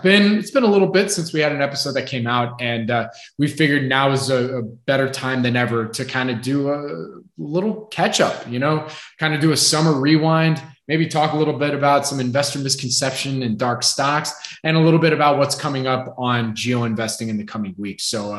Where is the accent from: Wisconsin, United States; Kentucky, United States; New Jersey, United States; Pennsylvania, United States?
Pennsylvania, United States; Philadelphia; accent: Philly; Like you're just like, because of my Philly accent, it's Swadan.